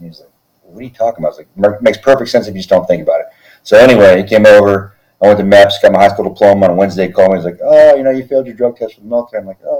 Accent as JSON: {"language": "English", "region": "Texas", "country": "United States", "tie": "born or raised there", "also_born_or_lived": "Philippines", "said": "So I grew up in the Air Force, and grew up in Texas for the most part. I mean, I was born in the Philippines, but I claim Texas as my home because that's where I spent the majority of my young life."}